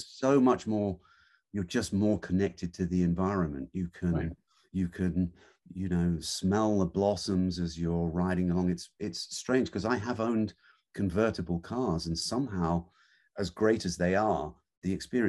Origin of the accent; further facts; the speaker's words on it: England, United Kingdom; moved away; growing up in England, we really didn't grow up with dirt bikes. You know, my wife haven't ridden them at all. So it's something we've only discovered recently. We're in our 60s